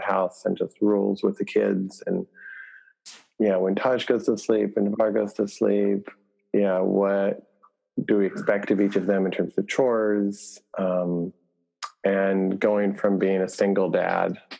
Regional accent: Lubbock, Texas, United States; also born or lived in Michigan; I was born in Michigan, and I grew up in West Texas

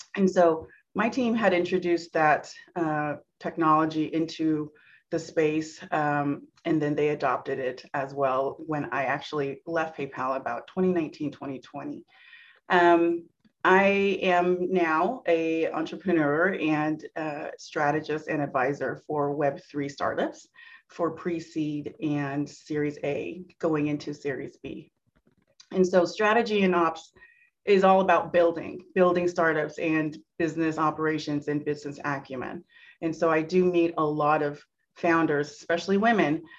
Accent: Santa Clara, California, United States; born and raised in Silicon Valley. I'm here in the heart of Santa Clara, California

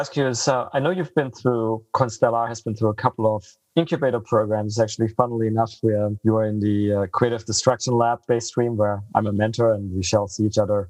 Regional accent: Freiburg, Baden-Württemberg, Germany; I'm originally from Freiburg.

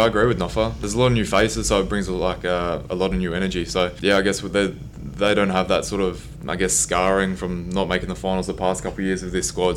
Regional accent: Gold Coast, Queensland, Australia; moved away; I grew up on the Gold Coast, I guess not too far from Brisbane

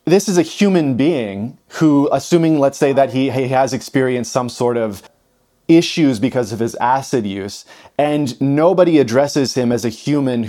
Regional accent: Moose Jaw, Saskatchewan, Canada; I grew up in Moose Jaw, Saskatchewan, where there's, you know, 30,000 people.

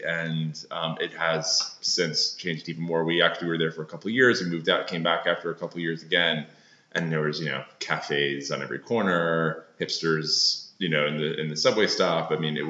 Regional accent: Long Island, New York, United States; moved away as an adult; also born or lived in Brooklyn, New York; now in Los Angeles, United States; I grew up in Long Island, but when I moved to Brooklyn in the sort of mid-90s, I went to art and design school there.

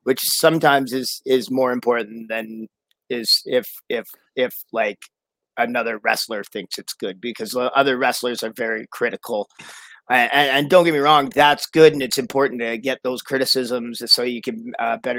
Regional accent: Victoria, British Columbia, Canada; a lagoon in Victoria, BC, where I'm actually from

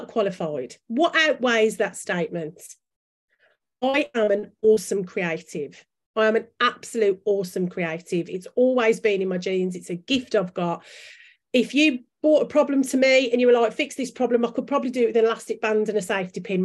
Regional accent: Birmingham, West Midlands, United Kingdom; accent: Brummie; my Brummie accent

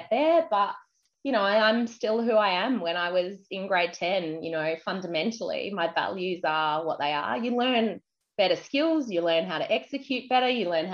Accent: Adelaide, South Australia, Australia; moved away; also born or lived in Queensland / United Kingdom; I grew up in Adelaide.

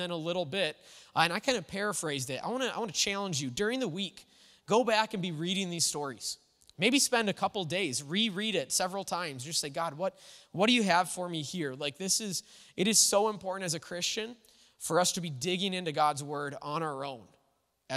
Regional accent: United States; we celebrate our freedom and independence as Americans

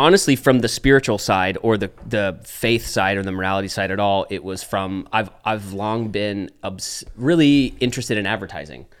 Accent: Dallas, Texas, United States; moved away as an adult; now in Los Angeles, United States; raised in Dallas. Moved to L A, Los Angeles

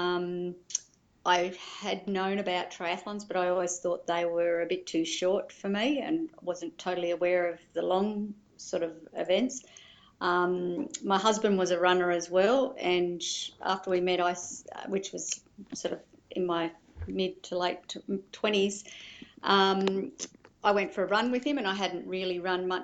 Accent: Melbourne, Victoria, Australia; moved away; also born or lived in Yamba, New South Wales; we grew up in Melbourne and had a holiday house at Torquay

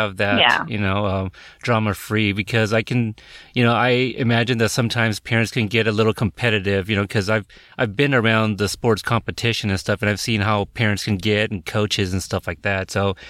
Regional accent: Portland, United States; my hometown, Portland

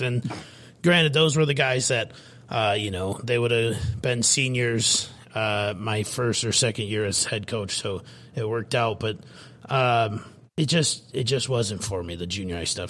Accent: Fairmont, Minnesota, United States; moved away; I'm obviously from Fairmont, Minnesota myself. Uh, born and raised

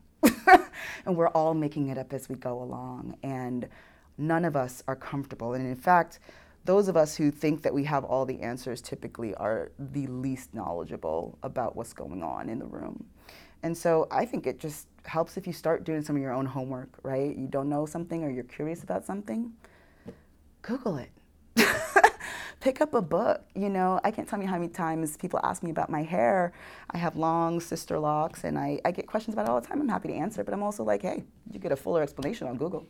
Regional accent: New York City, New York, United States; accent: New York; moved away as an adult; also born or lived in Houston, Texas; now in Oklahoma, United States; I grew up in New York City, at the time, most diverse county in America

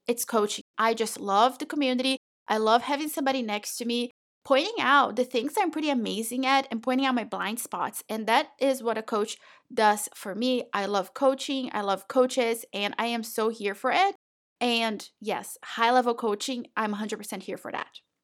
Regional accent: Brazil; moved away; I was born and raised in Brazil

